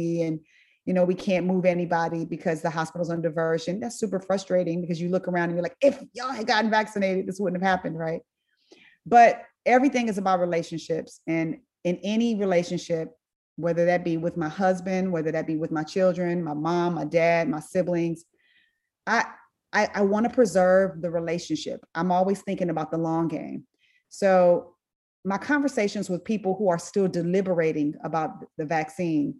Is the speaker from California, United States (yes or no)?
yes; Inglewood, California, United States; I went to Meharry, I went to Tuskegee, I'm from Inglewood